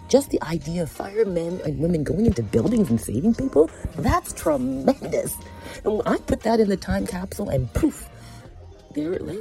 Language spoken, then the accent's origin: English; Scarborough, Ontario, Canada; when I was younger, back in my home, um, in uh, my childhood home, Scarborough, Ontario, Canada. I grew up in Jamaican roots